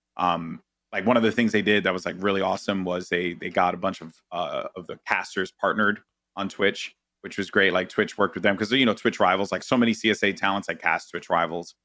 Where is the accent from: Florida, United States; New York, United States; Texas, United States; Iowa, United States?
New York, United States; New York City; I'm Puerto Rican, I'm from the Bronx